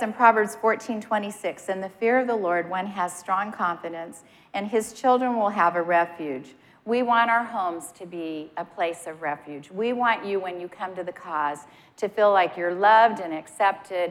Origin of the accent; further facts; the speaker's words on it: Montana, United States; moved away; I'm from Montana, and when I lived in Montana, a lot of times it would pour.